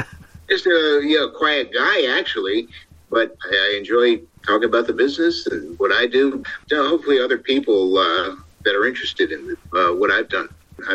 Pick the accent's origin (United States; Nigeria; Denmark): United States; Ohio; also born or lived in Brooklyn, New York; I grew up in Ohio. I was actually born in Brooklyn, New York. So I lost the accent somewhere between New York and where I'm at now in California.